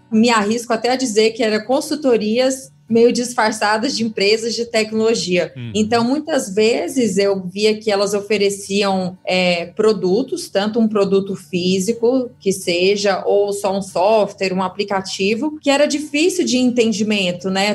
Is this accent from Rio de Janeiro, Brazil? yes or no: no; Goiânia, Goiás, Brazil; moved away as an adult; now in São Paulo, Brazil; Eu sou de Goiânia, atualmente moro em São Paulo, né? Mas cresci, vivi minha vida toda lá no meu Goiás maravilhoso.